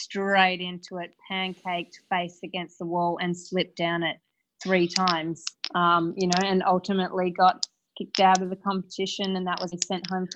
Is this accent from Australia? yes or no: yes; Perth, Western Australia, Australia; I'm from Perth, Australia